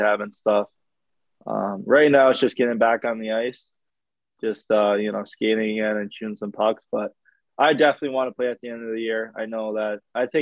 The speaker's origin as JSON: {"language": "English", "region": "New York", "country": "United States", "also_born_or_lived": "North Dakota", "moved": "yes", "lives_now": "Ottawa, Canada", "said": "I'm from New York"}